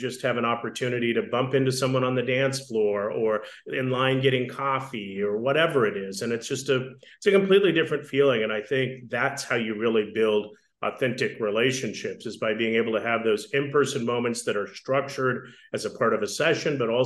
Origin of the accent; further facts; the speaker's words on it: Wyoming, United States; I grew up in Wyoming